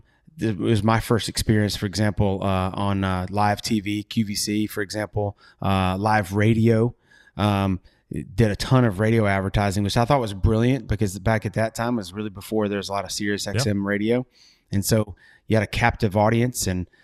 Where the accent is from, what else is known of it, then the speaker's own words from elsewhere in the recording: Southeast, United States; as a kid growing up in the Southeast, around cooking in the backyard, either my dad, my uncles, family.